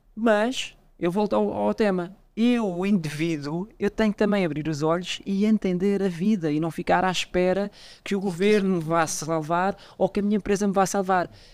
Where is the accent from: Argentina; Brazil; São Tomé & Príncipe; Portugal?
Portugal; now in Mozambique; Eu, eu como sou português